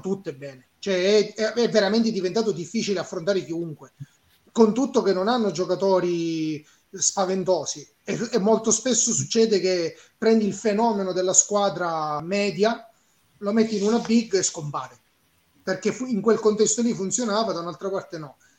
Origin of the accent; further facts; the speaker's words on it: Catania, Sicily, Italy; sono siciliano, ehm, di Catania